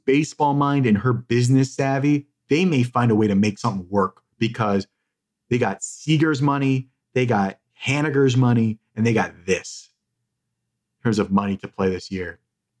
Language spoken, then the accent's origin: English; South Burlington, Vermont, United States; South Burlington, Vermont. Shout out to my hometown little tiny music venue.